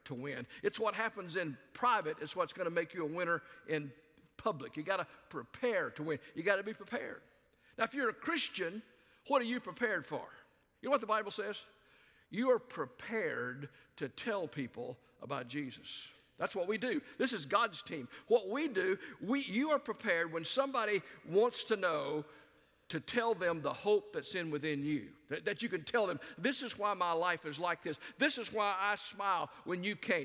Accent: the South, United States; moved away as an adult; also born or lived in Albuquerque, New Mexico / Dallas, Texas / South Carolina; I grew up in the South

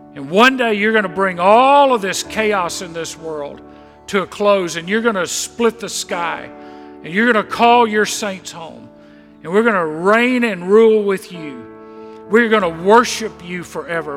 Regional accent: Mississippi Gulf Coast, United States; I grew up on the Mississippi Gulf Coast

